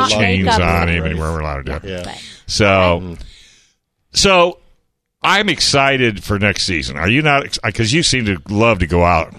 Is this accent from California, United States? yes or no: yes; Vallejo, California, United States; I'm from Vallejo